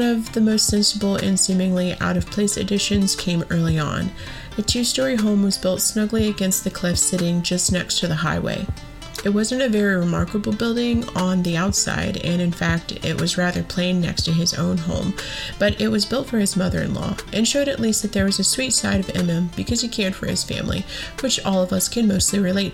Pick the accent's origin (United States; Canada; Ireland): United States; Pensacola, Florida; When I was growing up in Pensacola